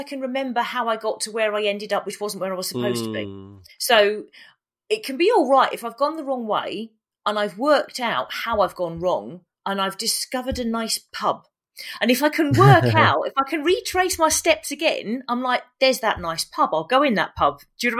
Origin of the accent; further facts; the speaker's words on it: Hayes, London, United Kingdom; So I grew up in West London. And in Hayes, so there's two places called Hayes, one not far from where I live now. That's quite nice. And Hayes in Middlesex, which really isn't. And I grew up in the place that really isn't, not far from Southall.